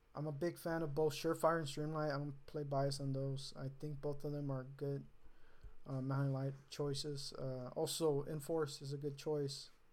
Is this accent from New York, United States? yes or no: no; California, United States; being a Californian